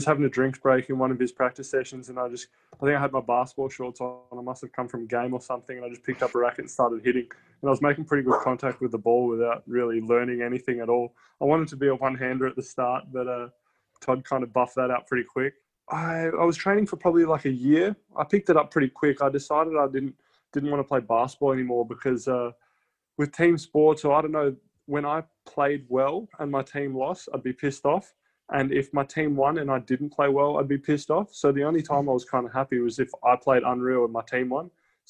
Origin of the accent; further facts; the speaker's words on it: Adelaide, South Australia, Australia; We're all from Adelaide, and that was a Tennis Australia trip. So it could have been all through Australia, but all of us obviously from Adelaide.